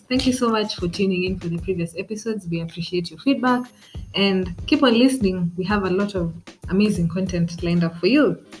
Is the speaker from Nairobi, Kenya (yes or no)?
no; Naivasha, Nakuru County, Kenya; in my hometown, in Naivasha